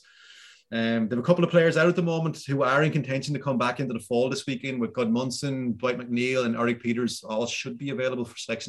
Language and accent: English; Wexford, Leinster, Ireland; We're from Wexford. We are the yellow bellies.